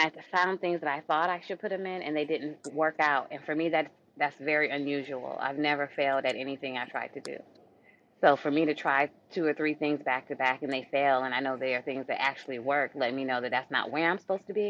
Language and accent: English; Jamaica; I am Jamaican